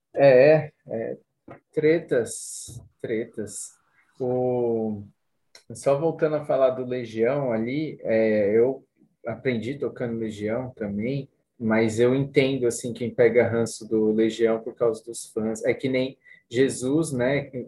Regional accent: Cotia, São Paulo, Brazil; Eu sou de Cotia

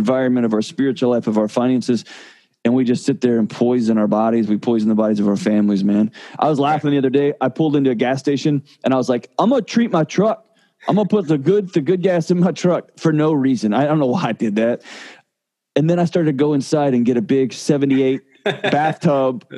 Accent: Texas, United States; moved away as an adult; now in Nashville, United States; I moved from Texas to Nashville, I lived in Texas my entire life, every minute of my life

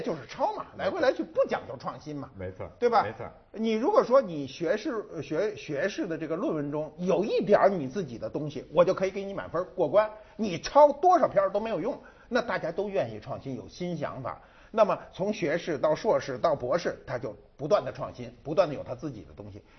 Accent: China; 我们中国人哈，一般哈，不管你专业怎么排表，中国人一说北大都说在前头

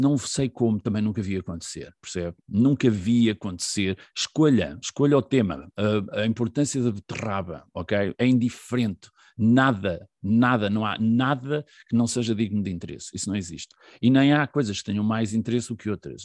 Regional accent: Figueira da Foz, Centro, Portugal; moved away as an adult; also born or lived in Viseu; now in Caldas da Rainha, Portugal; nasci em, em Viseu, uh, vivi toda a minha adolescência na Figueira da Foz

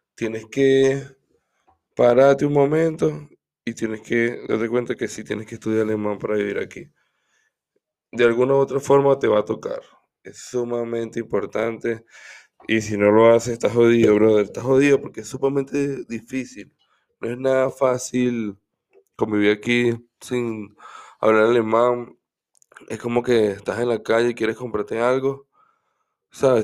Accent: Caracas, Capital District, Venezuela; moved away as an adult; also born or lived in Cagua, Aragua, Venezuela; now in Germany; Soy una persona que, vivió bastante tiempo en Caracas. Nació en Caracas. También viví en un, un pueblito que se llama Cagua.

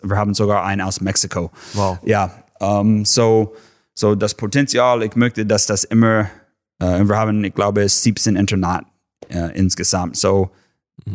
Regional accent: Texas, United States; German is a second language; moved away as an adult; now in Schwäbisch Hall, Germany; ich komme aus Texas und alles ist flach

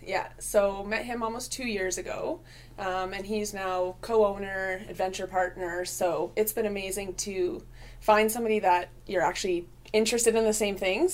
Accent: Vancouver, British Columbia, Canada; moved away as an adult; also born or lived in Okanagan; now in Prince George, Canada; born in Vancouver, uh, moved to the Okanagan when I was quite young, and then back to Vancouver, and then up to Prince George about seven years ago.

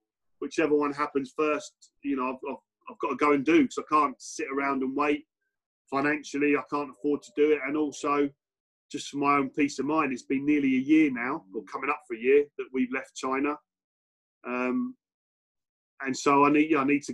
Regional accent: Basingstoke, South East England, United Kingdom; I was brought up in Basingstoke

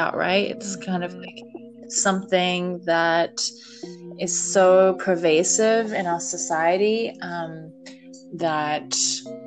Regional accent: Australia; moved away as an adult; now in United States; I'm from Australia, if you're curious about my accent

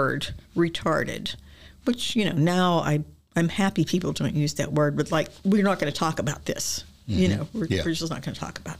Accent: Pittsburgh, Pennsylvania, United States; moved away as an adult; also born or lived in Brunswick, Georgia; I was born in Pittsburgh, Pennsylvania, and spent the first 20 years of my life there

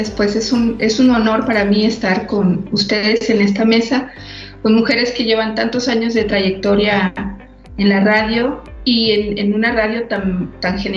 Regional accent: Mexico City, Mexico; also born or lived in Cancún, Quintana Roo; now in Guanajuato, Mexico; yo no soy oriunda de Guanajuato, yo vengo de la Ciudad de México y después Cancún, Quintana Roo, me llevan los vientos hacia allá

